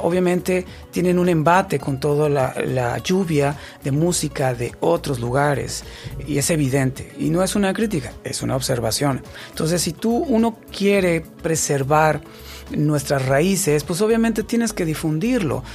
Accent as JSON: {"language": "Spanish", "country": "Mexico"}